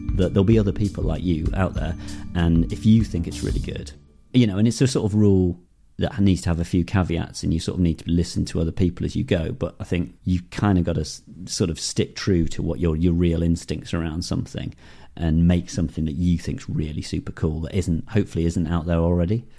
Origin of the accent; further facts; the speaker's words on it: Darlington, North East England, United Kingdom; I grew up in the Northeast in Darlington